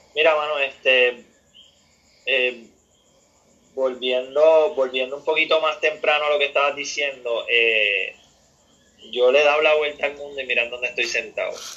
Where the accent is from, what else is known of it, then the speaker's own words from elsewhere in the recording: Puerto Rico; lo que nosotros podíamos hacer como puertorriqueños